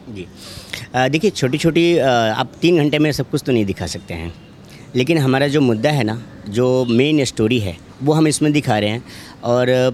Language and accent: Hindi; Vaishali district, Bihar, India; मैं खुद बिहार से हूँ मैं वैशाली ज़िला का हूँ